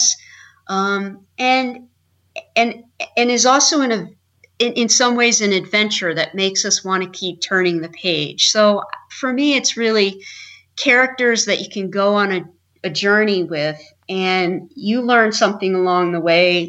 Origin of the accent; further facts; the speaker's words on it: Indiana, United States; also born or lived in Idaho / North Carolina / New York; now in Maine, United States; I was raised in Indiana.